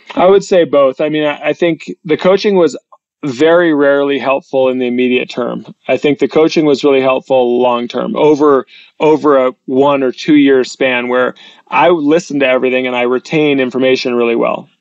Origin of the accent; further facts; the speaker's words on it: New Hampshire, United States; We come from New Hampshire. It's a live free or die state.